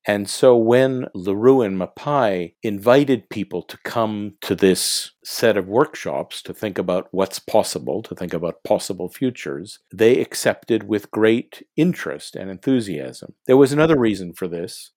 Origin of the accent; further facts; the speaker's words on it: Montreal, Quebec, Canada; I'm originally from Montreal. I went to McGill University here